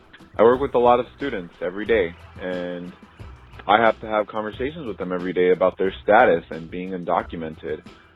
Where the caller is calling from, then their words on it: Los Angeles, California, United States; I'm calling from Los Angeles, California.